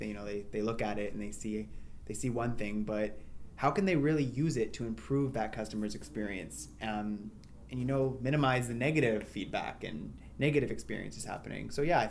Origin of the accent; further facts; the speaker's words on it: Ottawa, Ontario, Canada; I'm from Ottawa